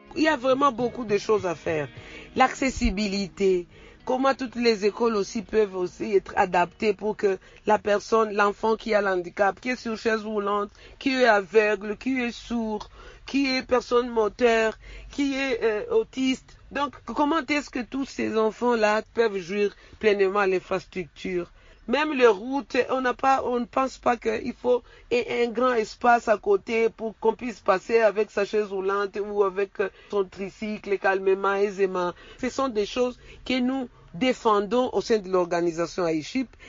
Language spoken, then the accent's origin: French; DR Congo; je suis congolaise